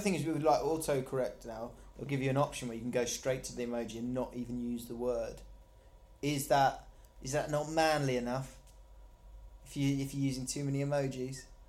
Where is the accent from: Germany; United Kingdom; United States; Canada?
United Kingdom; Surrey, South East England; I'm from Surrey, which is like an affluent place